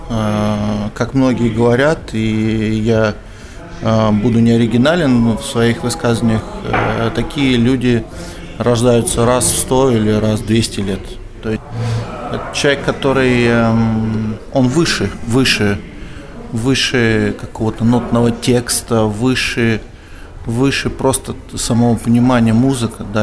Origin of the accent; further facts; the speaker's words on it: Krasnoyarsk, Krasnoyarsk Krai, Russia; Да, из Красноярска.